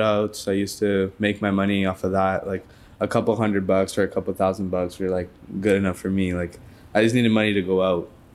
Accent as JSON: {"language": "English", "town": "Toronto", "region": "Ontario", "country": "Canada", "said": "I'm from Toronto"}